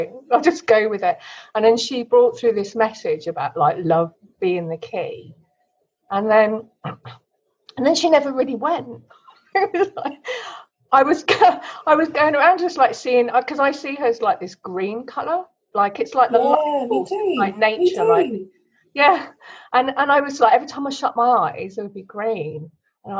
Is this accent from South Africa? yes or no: no; Kent, South East England, United Kingdom; I got born in Kent in the UK.